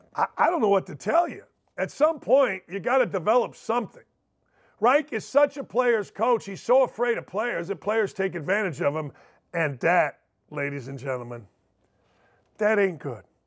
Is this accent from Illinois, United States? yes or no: yes; outside Chicago, Illinois, United States; growing up outside Chicago and being a uh, Bears fan